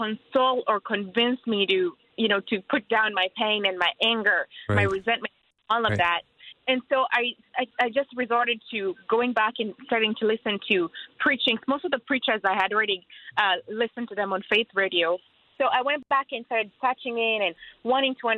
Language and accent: English; Kenya; moved away; I'm from Africa, Kenya